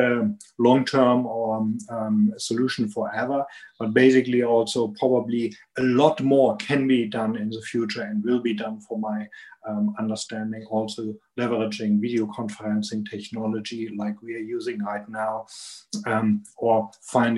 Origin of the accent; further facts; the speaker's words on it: Germany; accent: strong German accent; English is a second language; also born or lived in Atlanta, Georgia; I'm here in Germany, and you can hear it from my strong accent